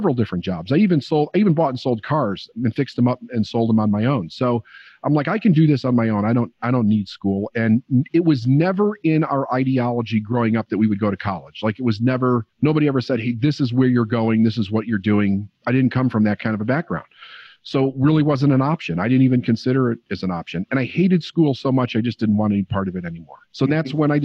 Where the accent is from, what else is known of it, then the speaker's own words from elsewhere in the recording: Chicago, Illinois, United States; also born or lived in Phoenix; I was born and raised in Chicago